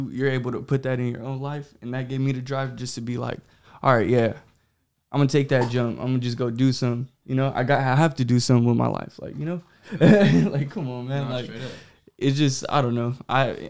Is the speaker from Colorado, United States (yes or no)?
no; Ceres, California, United States; I'm from Ceres, California